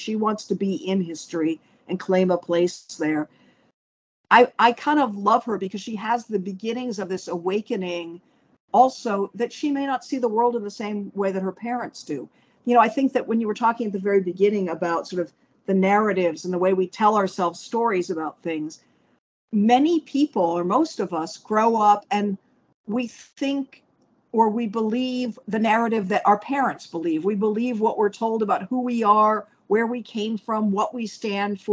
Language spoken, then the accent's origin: English; Washington, District of Columbia, United States; I grew up in Washington, D.C.